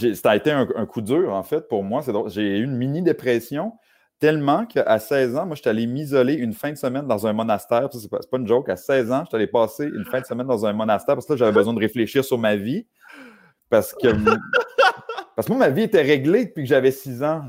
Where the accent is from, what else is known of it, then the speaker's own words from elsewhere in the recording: Saint-Augustin-de-Desmaures, Quebec, Canada; je suis né euh, à Saint-Augustin-de-Desmaures, à peu près à 20 minutes euh, de la ville de Québec